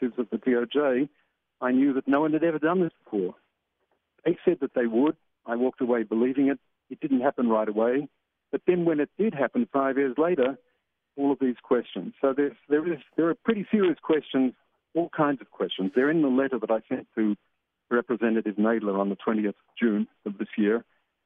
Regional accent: Australia; moved away as an adult; now in Jerusalem, Israel; I'm from Australia.

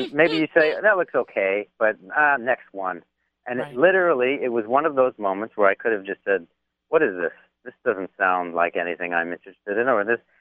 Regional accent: New York City, New York, United States; I'm from Brooklyn, and I had cooking school experience

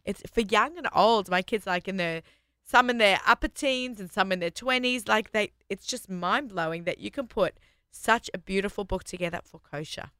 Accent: Australia; accent: Australian; moved away as an adult; now in New York, United States; I'm Australian

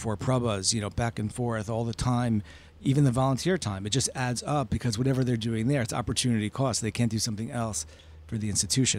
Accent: Boston, Massachusetts, United States; I'm from Boston, so.

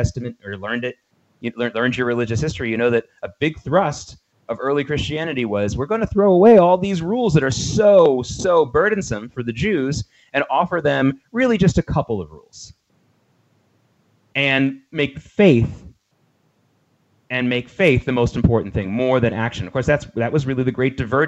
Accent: the South, United States; growing up in the South as a kid

